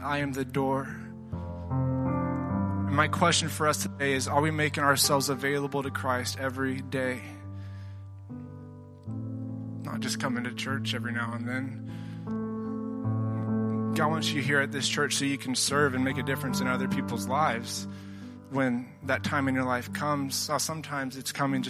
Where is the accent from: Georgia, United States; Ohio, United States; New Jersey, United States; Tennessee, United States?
Tennessee, United States; I'm from Tennessee